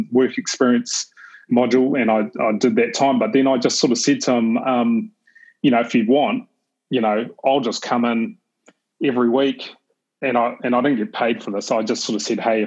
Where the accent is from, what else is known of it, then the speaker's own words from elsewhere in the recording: New Zealand; I grew up in New Zealand, I'm a Kiwi